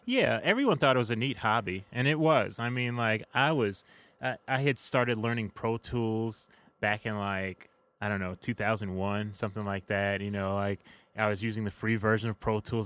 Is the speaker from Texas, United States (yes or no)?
no; Chicago, Illinois, United States; I am from Hyde Park, Chi-Town, all the way through